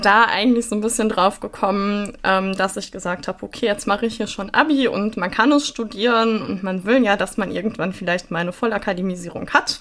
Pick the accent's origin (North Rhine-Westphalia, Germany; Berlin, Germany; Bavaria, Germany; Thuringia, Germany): North Rhine-Westphalia, Germany; Sauerland; Ich komme aber aus dem Sauerland